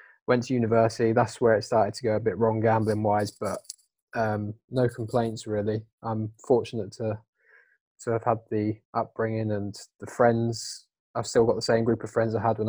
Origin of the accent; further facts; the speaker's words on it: Downham Market, East of England, United Kingdom; moved away as an adult; now in Manchester, United Kingdom; I'm originally from Norfolk, a town called Downham Market, small little town where everyone knew each other.